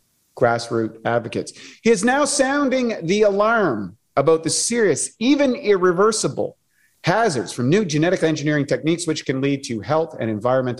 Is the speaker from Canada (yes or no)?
yes; Canada; I'm from Canada